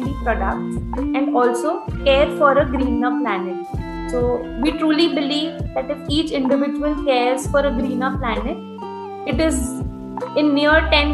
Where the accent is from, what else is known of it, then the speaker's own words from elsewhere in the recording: India; as a Indian